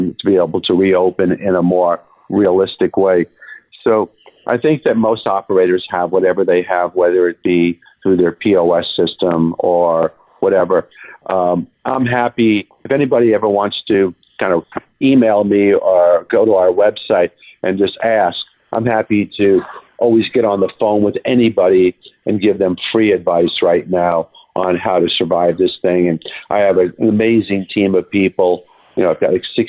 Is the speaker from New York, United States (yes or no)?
yes; New York, United States; He and I are both from New York